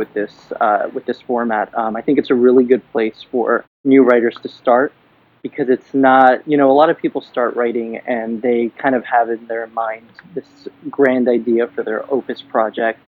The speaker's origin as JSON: {"language": "English", "town": "Miami", "region": "Florida", "country": "United States", "moved": "as an adult", "lives_now": "New York City, United States", "said": "I'm in New York now, but I'm originally from Miami, Florida"}